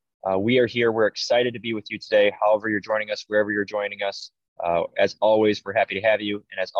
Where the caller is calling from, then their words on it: San Diego, California, United States; So if I do sound different, it is because I am calling in from San Diego, Oceanside.